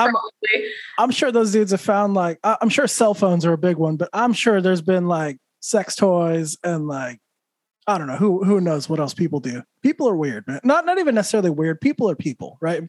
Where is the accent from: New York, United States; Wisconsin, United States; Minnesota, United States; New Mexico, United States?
New Mexico, United States; moved away as an adult; now in Florida, United States; I grew up in New Mexico, like where we border Utah